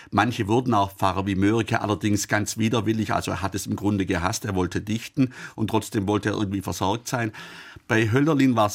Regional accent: Baden-Württemberg, Germany; born there; Ich bin in Oberschwaben geboren. Das war auch bis 1806 Vorderösterreich.

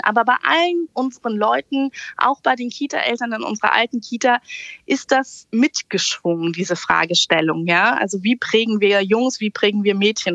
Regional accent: Berlin, Germany; moved away as an adult; also born or lived in southern Hesse; now in Hesse, Germany; Ich wurde in Berlin geboren und lebe jetzt auf einem hessischen Dorf in Südhessen

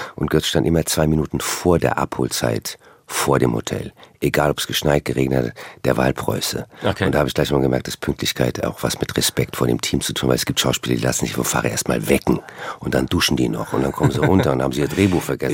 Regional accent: Frankfurt, Hesse, Germany; also born or lived in Cologne, Germany / West Coast, United States; now in United States; ich bin ja aus Frankfurt, also eher eine Landratte, habe dann aber sehr lange in Köln gelebt

